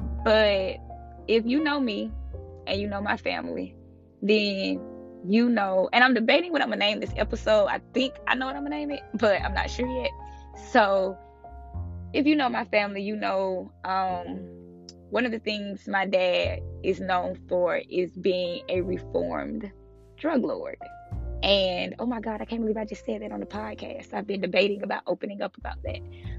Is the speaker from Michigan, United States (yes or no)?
no; Tampa, Florida, United States; also born or lived in South Georgia, United States; So, I grew up in, well, I was born in South Georgia. I stayed there for a little bit, till like I was like 3 or 4. And then I moved to Florida, Tampa Bay.